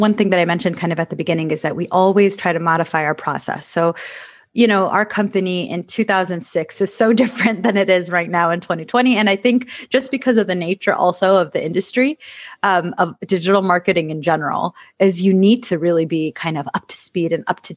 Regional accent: Michigan, United States; moved away as an adult; I used to live in Michigan and I grew up in Michigan

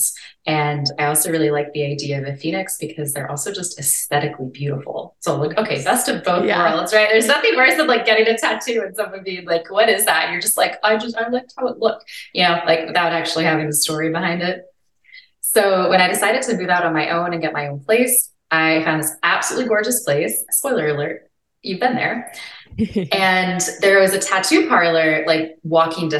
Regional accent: New Orleans, Louisiana, United States; moved away; I made a huge decision to move back to my hometown of New Orleans

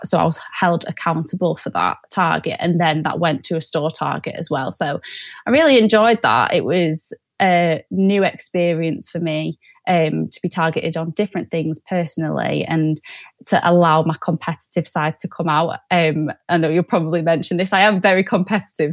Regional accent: Manchester, North West England, United Kingdom; moved away as an adult; now in North East England, United Kingdom; I'm originally from Manchester, but moved to the Northeast for uni.

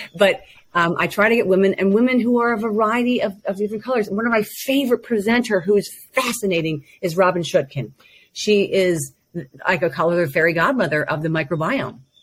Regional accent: United States; growing up in America

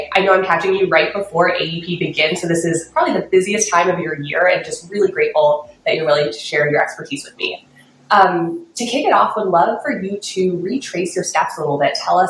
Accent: Chicago, Illinois, United States; now in California, United States; I'm also from the Midwest, from Chicago, and I now live in California and have not gone back

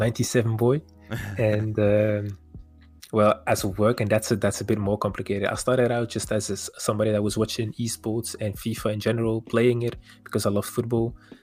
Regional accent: Wevelgem, Flanders, Belgium; also born or lived in Kortrijk, Belgium; Parents are originated from Morocco. They came here when they were pretty young, 6 or 7 years old. I was born in Kortrijk in Belgium. All right. And ever since then, I lived around the neighborhood. It was not Kortrijk, it was Wevelgem, which is pretty close.

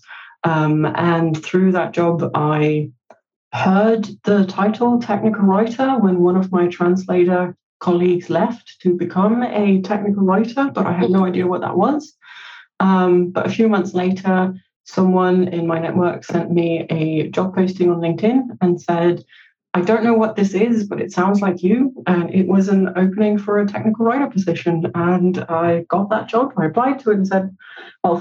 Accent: Denmark; English is a second language; also born or lived in Copenhagen, Denmark / United Kingdom; I'm Copenhagen-based in Denmark. I was born and raised in Denmark. I'm from a bilingual home because my mum was Danish and my dad is Romanian

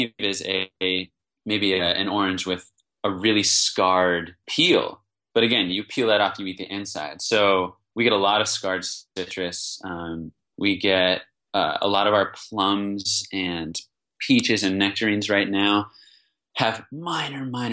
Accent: East Coast, United States; now in Bay Area, United States; I'm from the East Coast

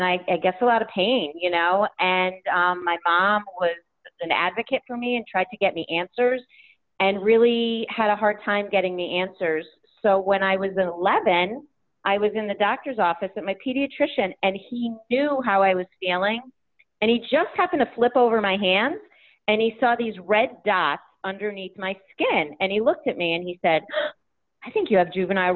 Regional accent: Connecticut, United States; I'm from Connecticut.

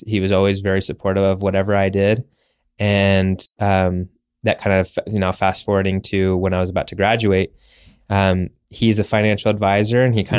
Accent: Arizona, United States; Mackenzie Bauer, she's from Utah. I'm originally from Arizona.

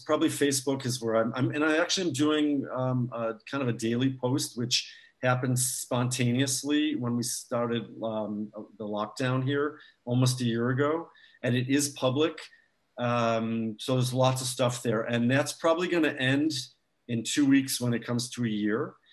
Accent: United States; moved away; I have family in the States

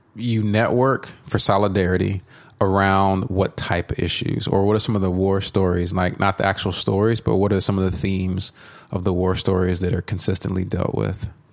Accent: Dallas, Texas, United States; I grew up in the Dallas area

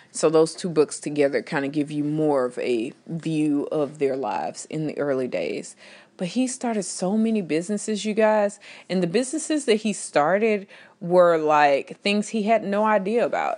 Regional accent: Texas, United States; I am from Texas

